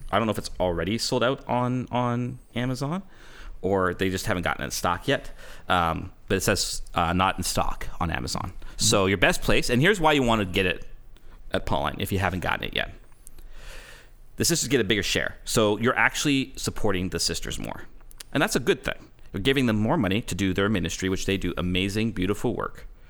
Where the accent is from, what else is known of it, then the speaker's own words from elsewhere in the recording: Canada; I'm Canadian. It's my nature to apologize.